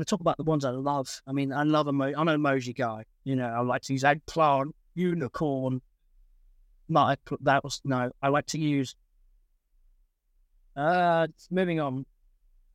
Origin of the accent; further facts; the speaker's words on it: England, United Kingdom; I am English. Well, 50% English. And I live in England.